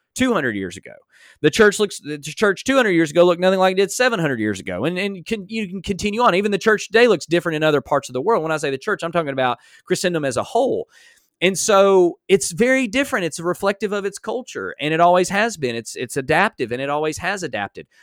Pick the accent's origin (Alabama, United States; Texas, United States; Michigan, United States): Alabama, United States; I'm from Alabama